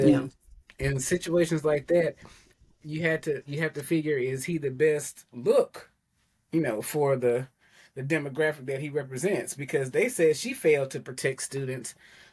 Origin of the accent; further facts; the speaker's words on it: Tennessee, United States; now in Alabama, United States; I'm originally from Tennessee, so I was definitely a Vols fan until they made several stupid decisions that led me to not be a fan of them anymore. So I moved here